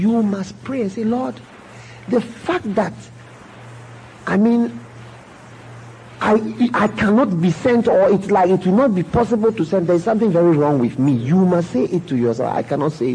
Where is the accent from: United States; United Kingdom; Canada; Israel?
United Kingdom; England; I wasn't born in Ghana, I was born in England. My mother is not a Ghanaian at all